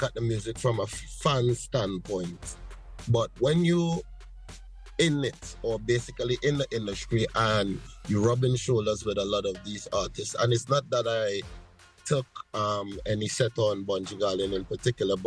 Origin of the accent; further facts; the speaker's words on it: Diego Martin, Trinidad & Tobago; also born or lived in Brooklyn, New York, United States; I was born in Brooklyn, New York. But I grew up in Trinidad and Tobago, both islands